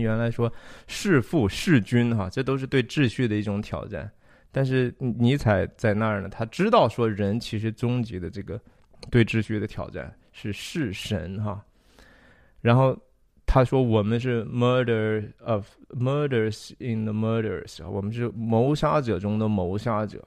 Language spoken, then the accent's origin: Chinese; Taiyuan, Shanxi, China; 我小时候在山西太原长大的